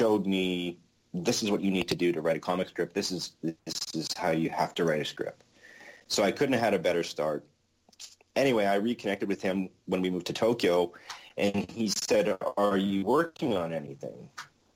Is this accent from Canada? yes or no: yes; Winnipeg, Manitoba, Canada; my hometown, Winnipeg, Manitoba, Canada.